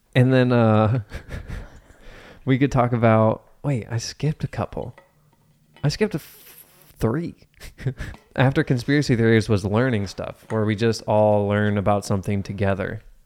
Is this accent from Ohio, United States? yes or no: yes; Cincinnati, Ohio, United States; I was born and raised in Cincinnati.